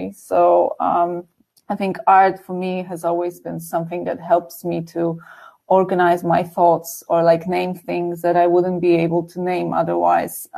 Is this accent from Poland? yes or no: yes; Warsaw, Masovian Voivodeship, Poland; I grew up in Warsaw, so in the city, which definitely had access to culture